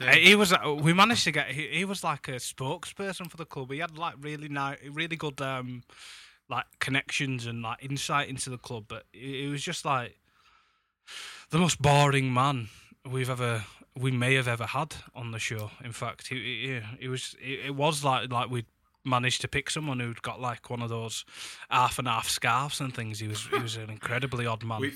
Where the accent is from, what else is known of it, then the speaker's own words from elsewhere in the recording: Huddersfield, Yorkshire and the Humber, United Kingdom; now in Leeds, United Kingdom; I'll be back in my hometown of Huddersfield